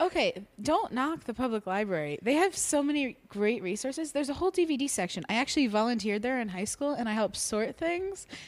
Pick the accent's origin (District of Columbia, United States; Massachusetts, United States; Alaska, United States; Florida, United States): Florida, United States; South; I grew up in South Florida, s, between uh, Fort Lauderdale and Miami.